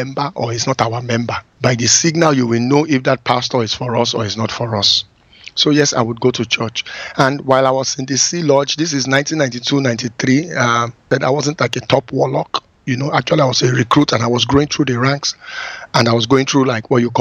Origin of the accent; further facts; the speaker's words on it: Benin City, Edo, Nigeria; moved away as an adult; also born or lived in Lagos, Nigeria / Brooklyn, United States; I go to my hometown, which is like 200 miles from Lagos, a place called Benin City